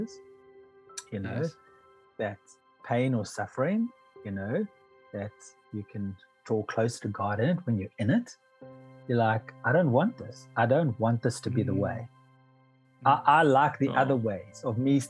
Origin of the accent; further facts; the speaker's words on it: Pietermaritzburg, KwaZulu-Natal, South Africa; I grew up in Pietermaritzburg in KwaZulu-Natal